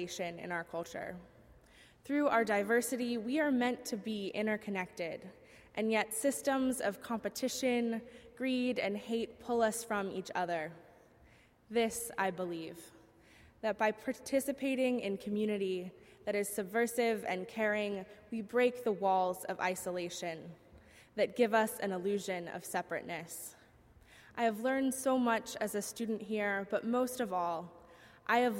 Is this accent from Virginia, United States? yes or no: yes; Southern Virginia, United States; moved away as an adult; now in Boston, United States; I grew up in Southern Virginia